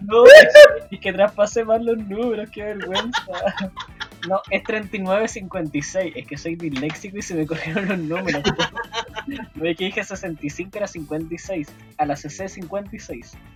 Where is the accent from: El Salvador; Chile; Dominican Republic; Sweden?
Chile; como muchos chilenos y chilenas